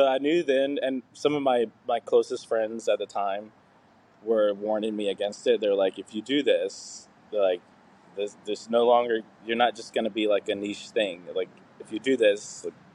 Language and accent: English; Tennessee, United States; I grew up in Tennessee, the South